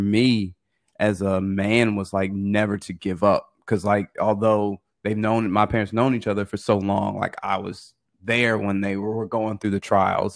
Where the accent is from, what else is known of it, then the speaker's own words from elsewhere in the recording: Richmond, Virginia, United States; moved away as an adult; also born or lived in Pennsylvania / Oklahoma; we're originally from Richmond, Virginia.